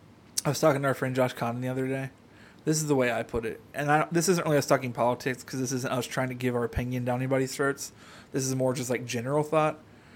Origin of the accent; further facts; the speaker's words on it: United States; I'm American.